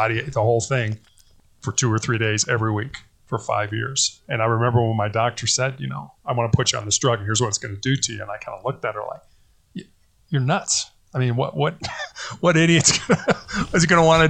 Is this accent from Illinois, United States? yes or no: yes; Chicago, Illinois, United States; I born and raised in Chicago, Illinois, oldest of three boys